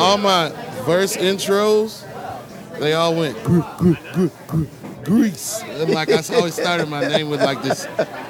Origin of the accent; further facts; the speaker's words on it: Florence, Alabama, United States; Okay, I grew up in Florence, Alabama.